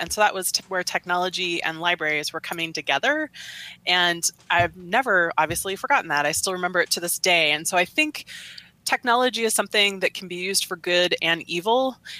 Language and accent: English; Beaverton, Oregon, United States; also born or lived in Santa Fe; now in Boise, United States; I am from Beaverton, Oregon, which is a suburb of Portland.